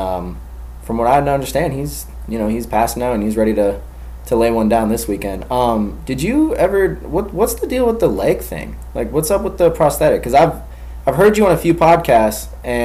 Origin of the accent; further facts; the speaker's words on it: Gwinnett County, Georgia, United States; also born or lived in Covington area, Georgia; I grew up in Gwinnett. So it might as well be the city